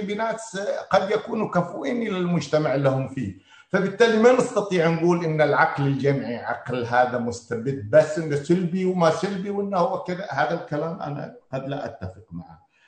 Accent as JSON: {"language": "Arabic", "town": "Qatif", "region": "Eastern Province", "country": "Saudi Arabia", "said": "احنا كمجتمع قطيفي"}